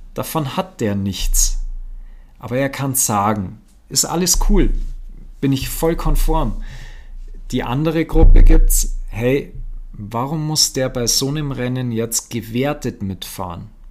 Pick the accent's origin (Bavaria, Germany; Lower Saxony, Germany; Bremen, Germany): Bavaria, Germany; Aschau im Chiemgau; bei uns in Aschau am Chiemsee.